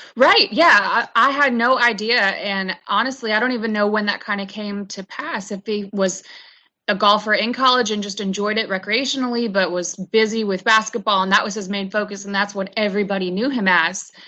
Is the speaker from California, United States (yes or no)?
no; Charlotte, North Carolina, United States; I'm from Charlotte, North Carolina, and I was lucky enough to be uh, brought up on a golf course